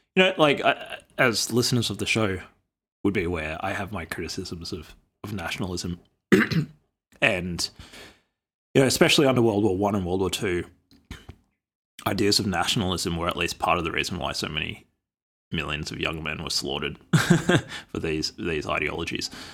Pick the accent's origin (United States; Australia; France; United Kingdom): Australia; as an Australian, as an Indigenous Australian